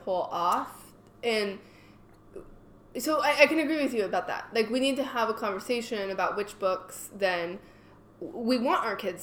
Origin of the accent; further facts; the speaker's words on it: California, United States; I grew up in California